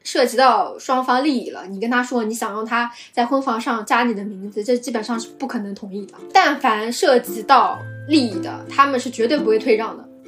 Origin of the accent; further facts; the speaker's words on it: Shanghai, China; 因为我是从小生活在郊区嘛，然后我身边的同学呀，包括朋友啊，他们的这个观念还是比较传统的。他们，我，因为我是九零后嘛，九四年九零后，所以我的这一代人都是独生子女